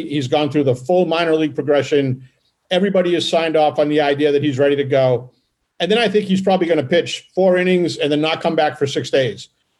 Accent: Boston, Massachusetts, United States; I'm from Boston

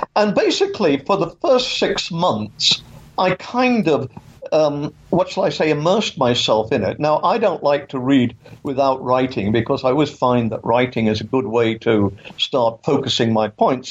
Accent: England, United Kingdom; moved away as an adult; also born or lived in Canada; now in Florida, United States; as you can tell from my accent, I, I was born in England and I grew up there.

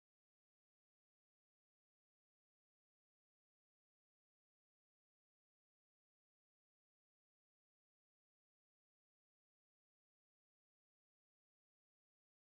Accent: Wyandotte County, Kansas, United States; moved away; I'm from Kansas originally, Wyandotte County

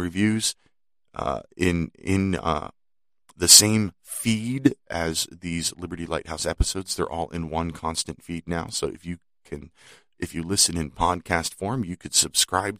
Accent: Pennsylvania, United States; here in my home state of Pennsylvania

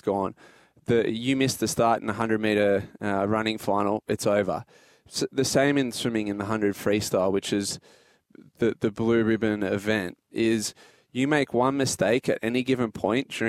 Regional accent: Port Macquarie, New South Wales, Australia; growing up in Port Macquarie

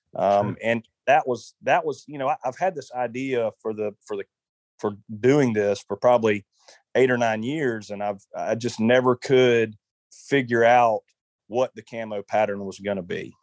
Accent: South Carolina, United States; growing up in South Carolina

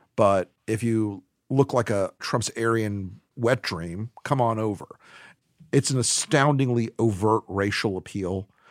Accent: Florida, United States; my home state of Florida

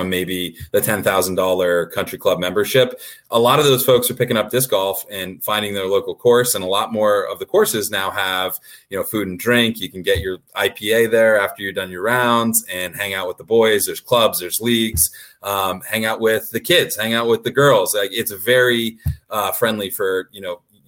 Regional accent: Vermont, United States; I'm from Vermont, which is in the Northeast

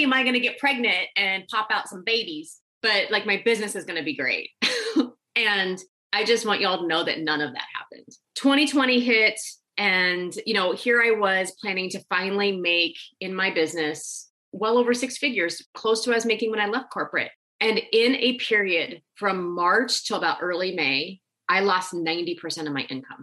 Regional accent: Nebraska, United States; I grew up in Nebraska

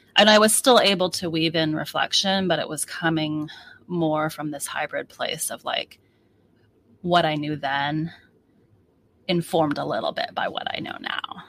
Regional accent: United States; also born or lived in Seattle; I am so American, I'm so not Chinese

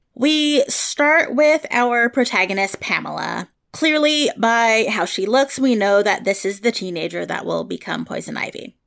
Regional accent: San Francisco Bay Area, California, United States; also born or lived in Los Angeles; I'm from the San Francisco Bay Area, but I went to college in L A, and I lived in L A for years

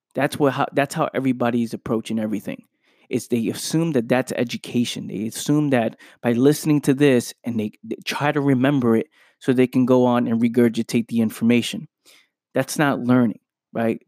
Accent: New York City, New York, United States; as a kid growing up in the Bronx

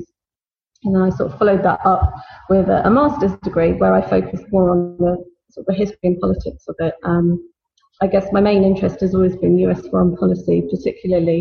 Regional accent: London, United Kingdom; I was born in London

